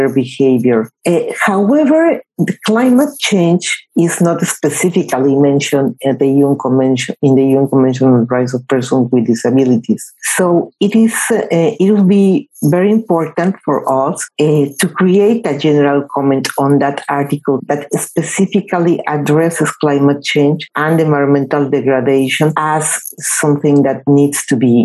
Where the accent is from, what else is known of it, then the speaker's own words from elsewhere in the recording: Mexico; in Mexico, in my home country